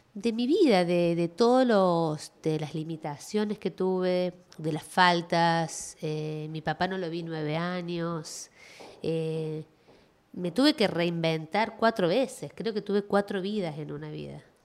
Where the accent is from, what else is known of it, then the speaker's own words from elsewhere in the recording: Córdoba, Argentina; now in Miami, United States; yo nací en Córdoba, en Argentina, em, en las afueras de la ciudad